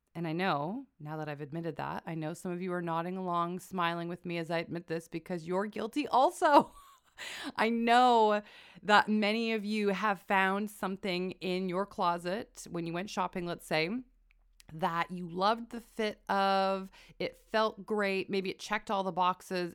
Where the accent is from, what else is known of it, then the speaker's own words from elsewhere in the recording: Canada; I am a Canadian